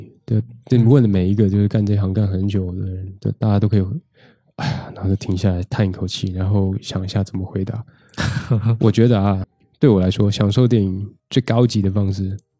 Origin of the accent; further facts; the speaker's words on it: Taipei, Taiwan; 因为我台湾人嘛，我在台北，我家在台北